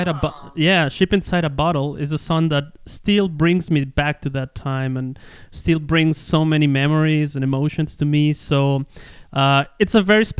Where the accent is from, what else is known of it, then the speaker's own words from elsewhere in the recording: Ecuador; first language Spanish; English is a second language; also born or lived in Germany; That's the place where I was born